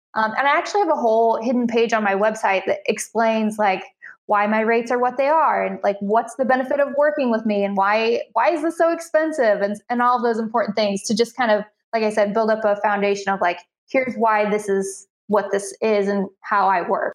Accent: Central Illinois, United States; I live in Central Illinois, um, uh, part of the Midwest and I'm about 90 minutes from the closest major metropolitan area. So very rural, um, but this is where I'm I'm from originally, so back home

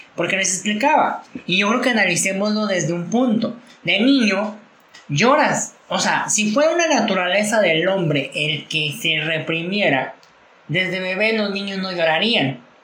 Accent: Mexico; de nuestra sociedad como mexicanos

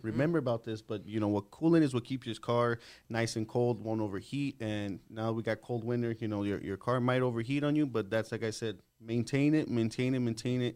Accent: El Paso, Texas, United States; I was born here in El Paso. Um, I was born in October

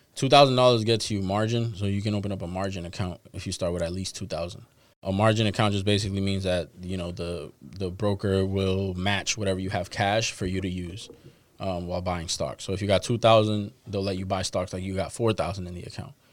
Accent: Boston, Massachusetts, United States; I'm a dude from Dorchester. Like I, I still live in Dorchester

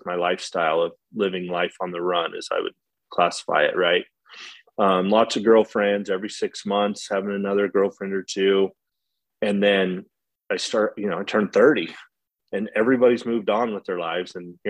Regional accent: Idaho, United States; I was born and raised in Idaho for most of my life. Bounced around a bunch. My dad was a working cowboy, so we traveled.

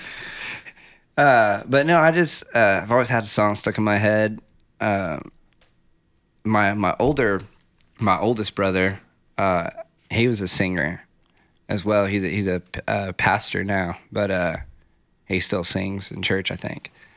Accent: Ruidoso, New Mexico, United States; moved away as an adult; also born or lived in Las Cruces, New Mexico / New York City; moved and grew up in Riadoso, New Mexico

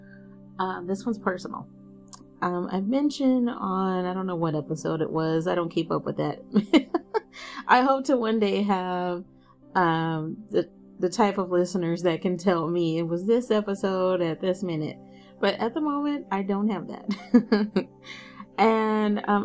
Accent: United States; I have no issue being American

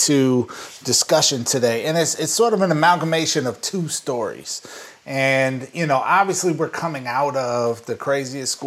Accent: Minnesota, United States; now in California, United States; I'm in my home state of Minnesota, my home cities of St. Paul and Minneapolis

